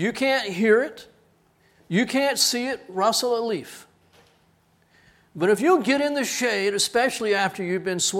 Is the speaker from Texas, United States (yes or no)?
yes; Corpus Christi, Texas, United States; Went through a few hurricanes growing up in Corpus.